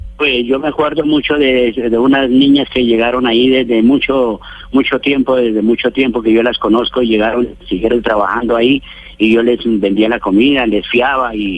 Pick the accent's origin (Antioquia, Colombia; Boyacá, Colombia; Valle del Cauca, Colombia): Boyacá, Colombia; El Cocuy; yo soy del Cocuy acá